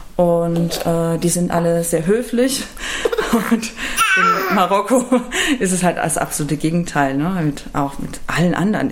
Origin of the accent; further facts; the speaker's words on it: Rhineland-Palatinate, Germany; now in Cologne, Germany; ich komme aus der Pfalz